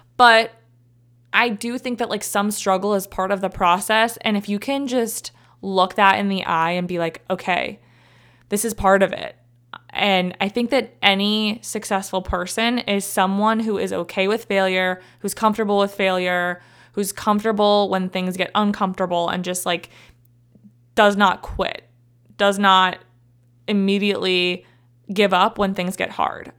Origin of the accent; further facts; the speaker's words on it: Cleveland, Ohio, United States; also born or lived in Columbus, Ohio / Athens, Ohio; I'm from Cleveland